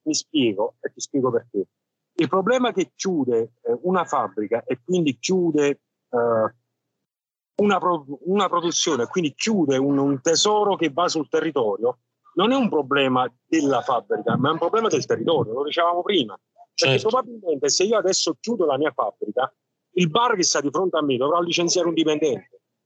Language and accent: Italian; Naples, Campania, Italy; noi probabilmente siamo napoletani e non italiani